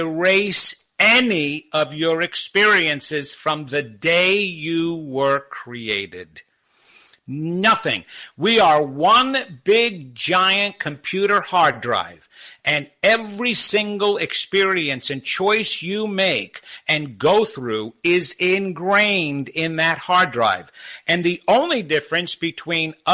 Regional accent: Long Island, New York, United States; moved away as an adult; also born or lived in California / New Jersey; growing up on Long Island and dating there

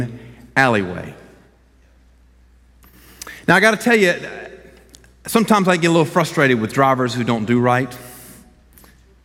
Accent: Columbus, Georgia, United States; I'm born and raised in Columbus.

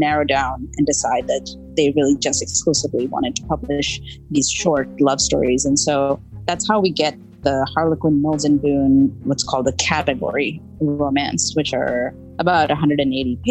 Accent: India; growing up in India

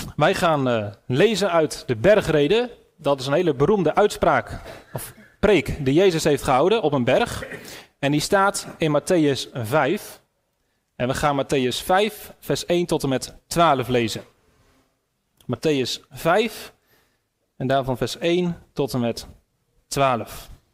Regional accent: Netherlands; Ik ben een Nederlander

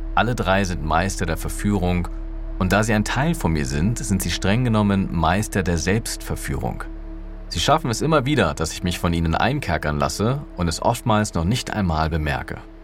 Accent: Berlin, Germany; Für mich als Berliner, der es gewohnt war, mit Bus und Bahn überall und jederzeit unabhängig und mobil zu sein

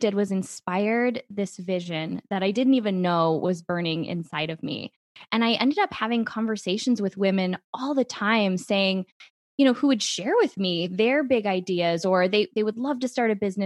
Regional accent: Midwest, United States; growing up in the Midwest

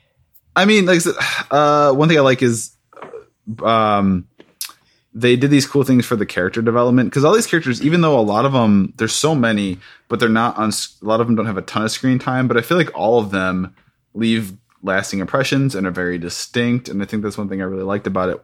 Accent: Midwest, United States; accent: Midwest; my Midwest accent

